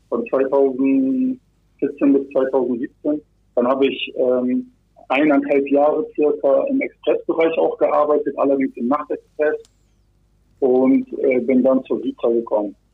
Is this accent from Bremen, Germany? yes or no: yes; Bremerhaven, Bremen, Germany; also born or lived in Kazakhstan; Ich wurde in Kasachstan geboren. Als ich ein Jahr alt war, sind wir dann nach Deutschland gekommen. Ähm, und dann habe ich bis vor sechs Jahren auch in Bremerhaven gelebt.